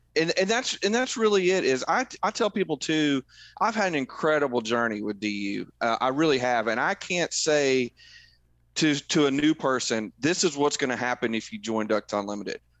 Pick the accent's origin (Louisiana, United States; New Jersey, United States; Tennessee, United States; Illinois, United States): Tennessee, United States; Middle; I grew up in Middle Tennessee